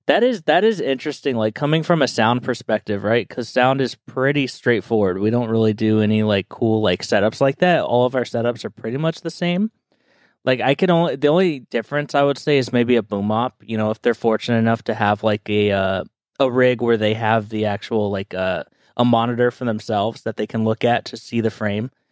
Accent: Southern California, United States; growing up in SoCal

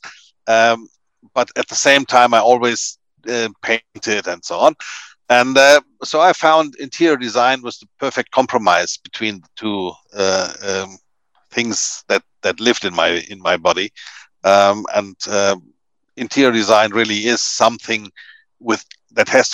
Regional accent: Kronach, Bavaria, Germany; English is a second language; also born or lived in Palatinate, Germany; now in Hamburg, Germany; I grew up in Bavaria, in south of Germany

